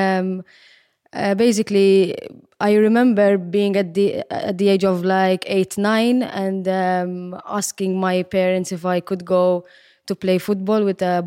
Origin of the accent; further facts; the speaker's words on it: Gozo, Malta; Yes, I come from Gozo. Yes, I'm Gozitin.